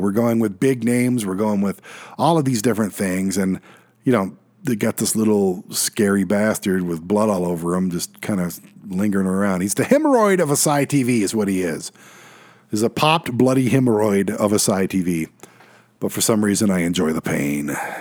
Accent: Detroit, Michigan, United States; moved away; Detroit, my hometown

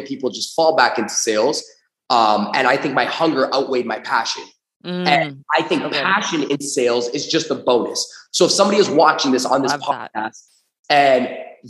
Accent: Toronto, Ontario, Canada; I grew up in Toronto, Canada

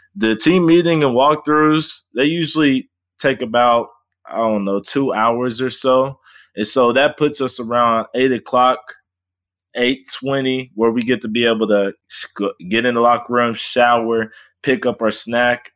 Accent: Fort Worth, Texas, United States; moved away as an adult; now in Oklahoma, United States; I am formerly from Fort Worth, Texas, uh, D F W area

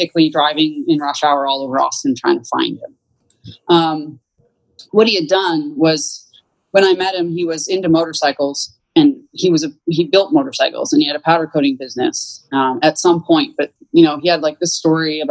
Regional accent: Canada; moved away as an adult; now in United States; I was born and raised in Canada

